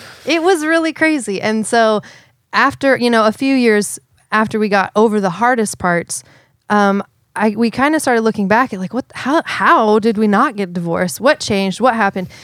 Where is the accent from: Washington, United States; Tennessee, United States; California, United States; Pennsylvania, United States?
Washington, United States; Seattle; I'm from Seattle